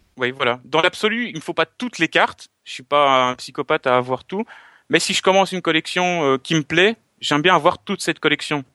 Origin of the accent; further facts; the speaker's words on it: Belgium; je suis belge.